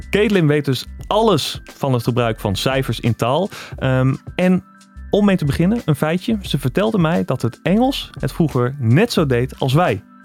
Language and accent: Dutch; Netherlands; wij als Nederlanders